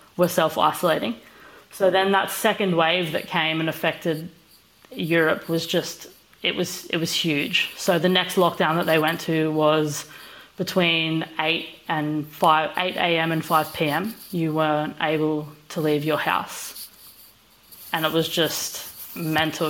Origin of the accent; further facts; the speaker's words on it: Australia; we're both Australian